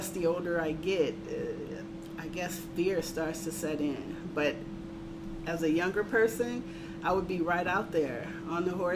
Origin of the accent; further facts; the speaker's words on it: Richmond, California, United States; Grew up in the San Francisco Bay Area, Richmond, California